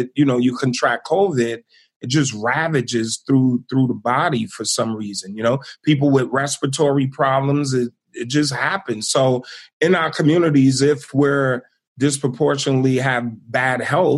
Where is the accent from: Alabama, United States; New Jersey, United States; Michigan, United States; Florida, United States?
New Jersey, United States; East Orange; moved away as an adult; my hometown of Illtown, East Orange, New Jersey